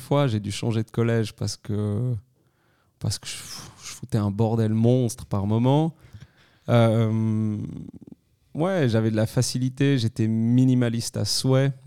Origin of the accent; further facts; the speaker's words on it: Crans-Montana, Valais, Switzerland; also born or lived in Lausanne; je suis né en 1990 à Cran-Montana. Je suis valaisan d'origine